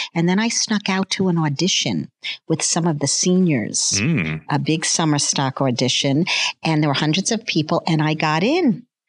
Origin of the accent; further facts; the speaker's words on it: New York City, New York, United States; I am from Staten Island, New York.